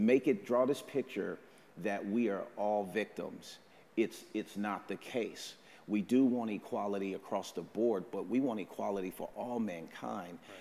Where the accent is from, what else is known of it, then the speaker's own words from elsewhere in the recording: Oakland, California, United States; moved away as an adult; now in Vancouver; I'm from Oakland, California